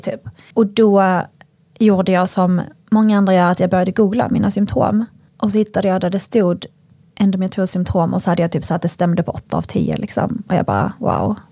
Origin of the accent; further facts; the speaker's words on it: northern Skåne, Sweden; jag är uppväxt eh, i ett samhälle i norra Skåne